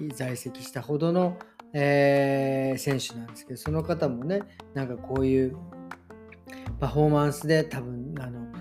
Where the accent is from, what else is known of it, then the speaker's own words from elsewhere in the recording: Meguro, Tokyo, Japan; 出身東京都目黒区出身